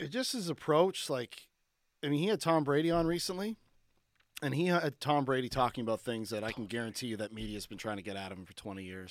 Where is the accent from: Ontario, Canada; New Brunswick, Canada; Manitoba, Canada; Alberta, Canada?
Ontario, Canada; Barrie; also born or lived in Cole Harbour, Nova Scotia; I'm from Cole Harbor, but I, most of my childhood I spent in Barrie, Ontario